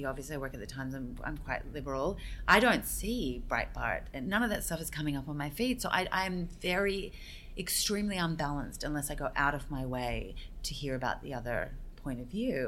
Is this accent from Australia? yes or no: yes; Australia; now in United States; I grew up in Australia